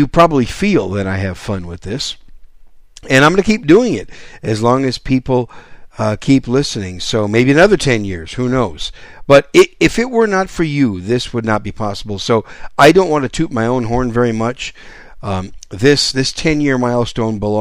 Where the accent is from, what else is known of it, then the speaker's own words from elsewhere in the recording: Wisconsin, United States; also born or lived in New York City; now in San Antonio, United States; I was born in New York City, raised in Wisconsin, but now I live in the great gun-friendly state of San Antonio